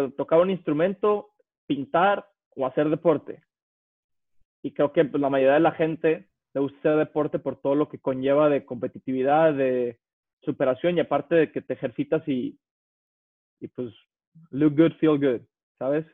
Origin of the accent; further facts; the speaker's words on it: Mexico; yo soy atleta mexicano, soy el mejor 200 eh, librista que ha ido en México